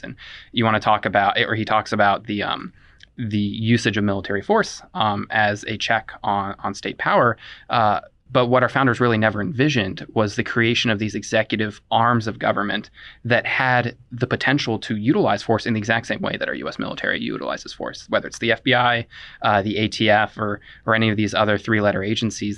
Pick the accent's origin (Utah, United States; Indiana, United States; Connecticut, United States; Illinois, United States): Indiana, United States; I'm from Indiana, but I don't call myself a Hoosier